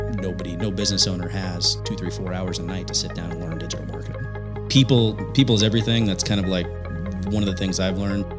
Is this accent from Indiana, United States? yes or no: yes; Indiana, United States; born and raised in Indiana